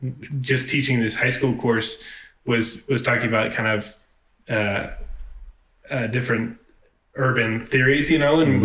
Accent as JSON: {"language": "English", "town": "Wichita", "region": "Kansas", "country": "United States", "tie": "born or raised there", "said": "I grew up in Wichita or around Wichita, Kansas"}